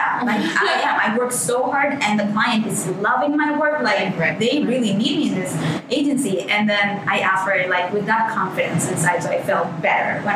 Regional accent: Venezuela; moved away as an adult; now in New York, United States; I'm from Venezuela originally.

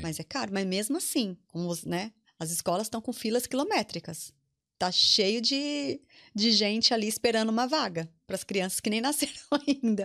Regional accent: Brazil; moved away as an adult; now in Ireland; nossa imagem como brasileiros

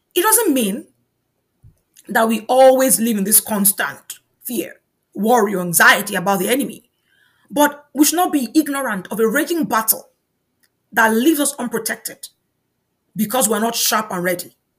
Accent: Nigeria; moved away; In my home country, Nigeria

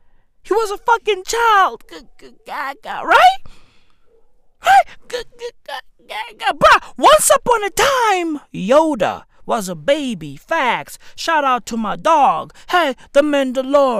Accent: East Rand, Johannesburg, Gauteng, South Africa; I'm from the East Rand of Johannesburg, South Africa.

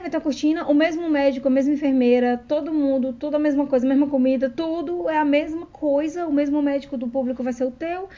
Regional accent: Brazil; moved away as an adult; now in Australia; como a gente é brasileira

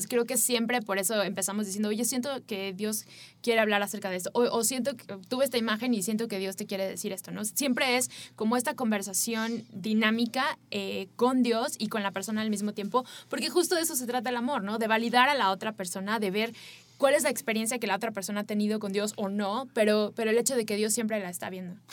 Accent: Mexico; para nosotros como mexicanos

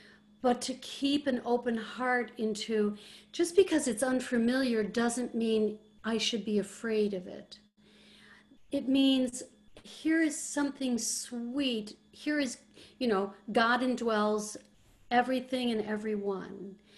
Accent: Ireland; you know, you know, I'm Irish.

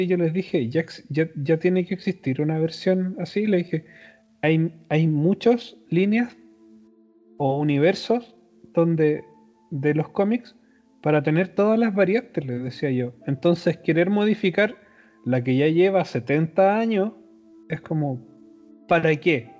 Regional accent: Chile; somos de Chile

